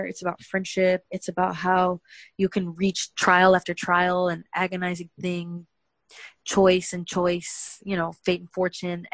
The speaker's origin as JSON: {"language": "English", "country": "United States", "said": "as an American"}